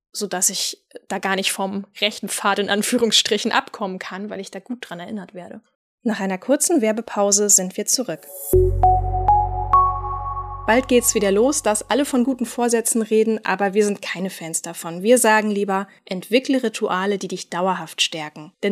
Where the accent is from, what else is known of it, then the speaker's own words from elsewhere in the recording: Northern Germany, Germany; Ich als Nordlicht habe zum ersten Mal von Manna gehört, als eine Wiener Kollegin mir im Zoom-Call von dem herrlichen Duft frisch gebackener Mannerwaffeln erzählte